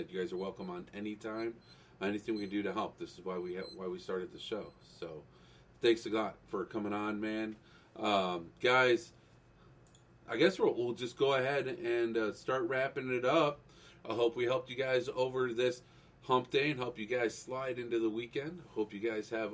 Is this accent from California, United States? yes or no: no; Cleveland, Ohio, United States; I'm from Cleveland. I don't know. I grew up in Cleveland in the 90s